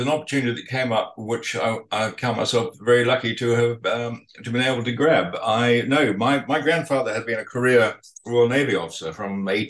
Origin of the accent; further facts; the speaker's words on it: Palmerston North, Manawatū-Whanganui, New Zealand; also born or lived in Motueka; Well, Palmerston North.